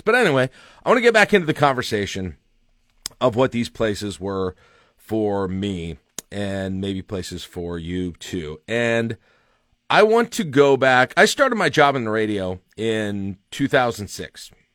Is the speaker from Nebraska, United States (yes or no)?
yes; Lincoln, Nebraska, United States; growing up in Lincoln